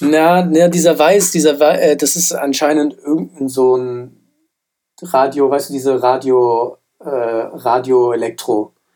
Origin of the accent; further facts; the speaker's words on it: Frankfurt, Hesse, Germany; ich bin ja in Frankfurt aufgewachsen